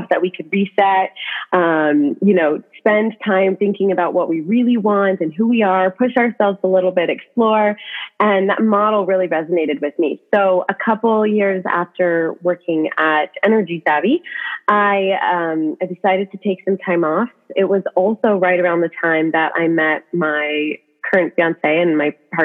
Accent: Washington, United States; I was actually from Washington originally.

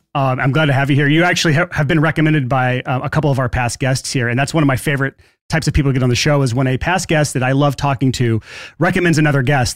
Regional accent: Alabama, United States; I am from Alabama

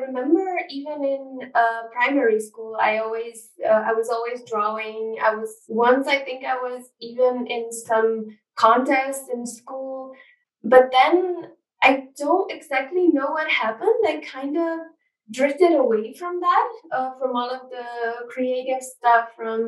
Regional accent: Ljubljana, Slovenia; I'm from Ljubljana. That's the capital of Slovenia. I pretty much grew up in the city.

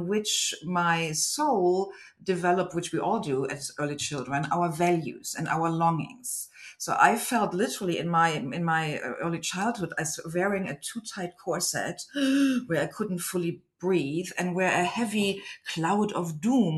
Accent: Germany; English is a second language; moved away; I was born in Germany into a family of my beloved parents and my mother's parents.

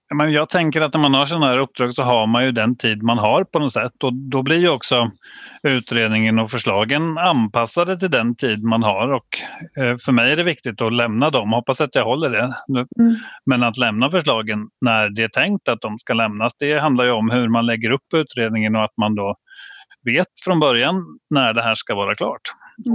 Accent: Vadstena, Östergötland, Sweden; jag är ju uppväxt i Vadstena

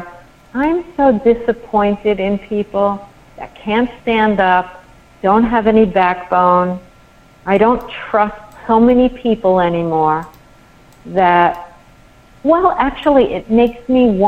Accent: New York, United States; I'm a New Yorker

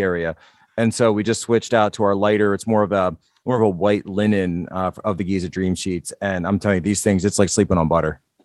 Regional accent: Philadelphia, Pennsylvania, United States; I'm from the Philadelphia area myself

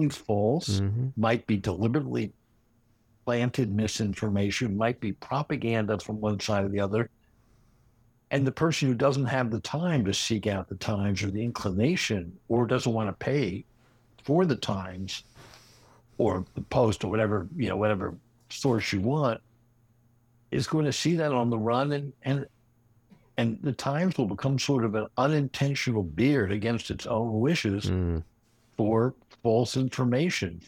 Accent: Washington, District of Columbia, United States; a contemporary Washington satire, my hometown

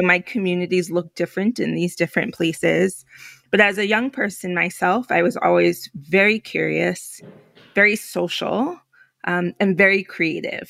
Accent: New York City, New York, United States; also born or lived in Philadelphia / Alaska / Puerto Rico; I'm Puerto Rican, I'm from New York

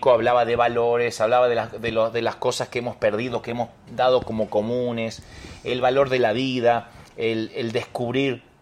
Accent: Buenos Aires, Argentina; De Buenos Aires. Argentina.

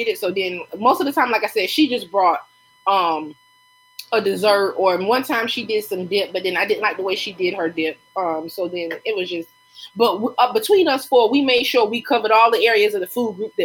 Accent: Lake City, United States; when I lived in Lake City growing up in Wren Village

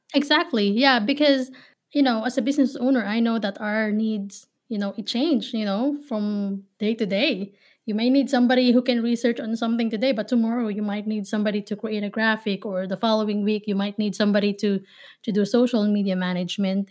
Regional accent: Manila, Metro Manila, Philippines; now in Ohio, United States; I was born and raised in Manila, Philippines. So, I am a Filipina based here in Ohio

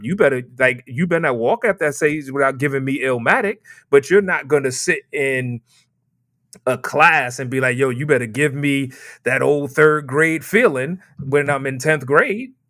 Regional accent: New York City, New York, United States; Born and raised in Brooklyn, New York

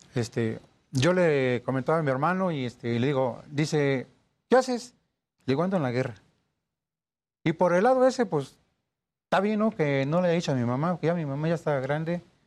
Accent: Poza Rica, Veracruz, Mexico; now in Ecatepec, Mexico; Yo soy este, originario del estado de Veracruz, soy de Poza Rica

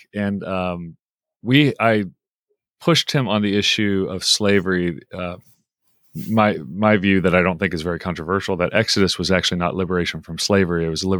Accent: Oklahoma, United States; moved away; also born or lived in Midwest; growing up in Oklahoma and then in the Midwest, I didn't know many Jewish people.

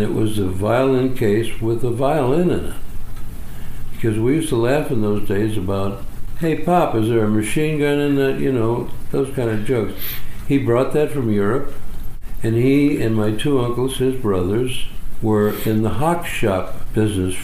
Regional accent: Hartford, Connecticut, United States; moved away; also born or lived in Holyoke, Massachusetts; when we moved from Holyoke, and I was about 7 years old. We moved to Hartford, Connecticut for my dad's health.

